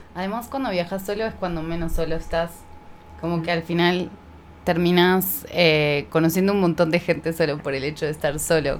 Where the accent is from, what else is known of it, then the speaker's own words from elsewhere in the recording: Buenos Aires, Argentina; also born or lived in Tucumán; yo crecí en Buenos Aires, pero mi familia es de Tucumán, del norte.